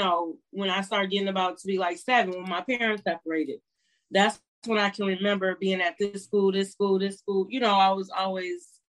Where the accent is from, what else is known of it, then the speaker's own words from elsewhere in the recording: Minnesota, United States; also born or lived in Guam / Connecticut, United States / New York, United States / Philadelphia, United States; So after that, when he left the service, we came back east. I remember vaguely being in Connecticut for a short time, and then New York, upstate New York, and Philadelphia, and then Minnesota since I was 14. I really feel like I'm from Minnesota though.